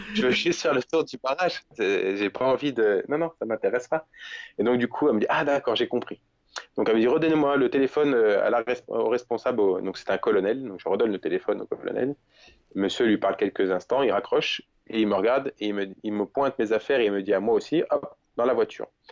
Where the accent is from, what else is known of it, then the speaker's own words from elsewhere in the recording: France; Je suis français